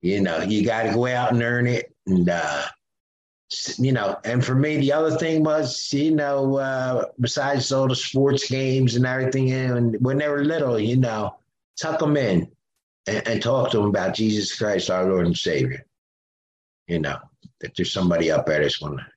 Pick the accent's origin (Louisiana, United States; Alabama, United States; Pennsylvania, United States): Pennsylvania, United States; Philadelphia; we're from Philly, you know, Rowhome, North Catholic High School, under the L